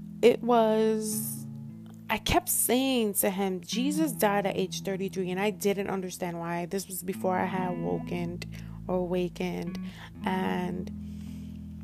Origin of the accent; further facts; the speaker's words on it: New York City, New York, United States; also born or lived in Washington Heights; I was born in Washington Heights, raised in Harlem